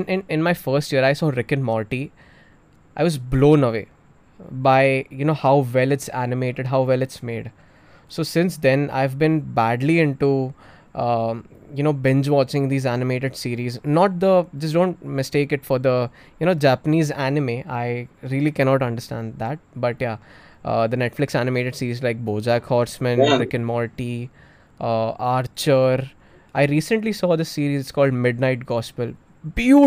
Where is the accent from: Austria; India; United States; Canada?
India; Navi Mumbai, Maharashtra; also born or lived in Thane / Chembur, Mumbai / Pune; I was born in Thane, stayed in Chembur for a while, and then I shifted to Navi Mumbai Vashi. I was there for 10 years until my 10th grade.